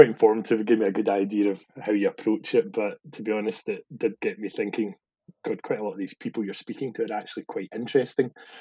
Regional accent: Glasgow, Scotland, United Kingdom; moved away as an adult; also born or lived in London; I'd been kind of born and brought up in Glasgow or the kind of surrounding suburbs

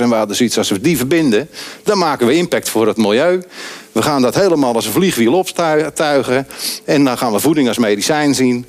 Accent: Andijk, North Holland, Netherlands; ik ben opgegroeid in Andijk

